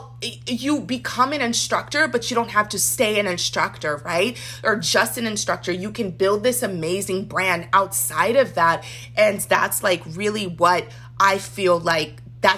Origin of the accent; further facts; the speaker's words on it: Nigeria; as a Nigerian